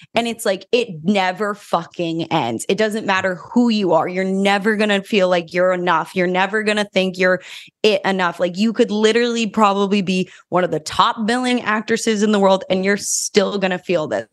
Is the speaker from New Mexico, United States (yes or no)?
yes; New Mexico, United States; moved away as an adult; now in Los Angeles, United States; I grew up in New Mexico, which is very different than Los Angeles